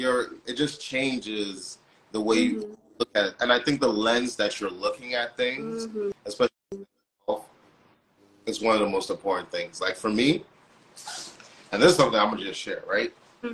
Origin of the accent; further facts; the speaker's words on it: Nigeria; I'm Nigerian. My family lives in Nigeria.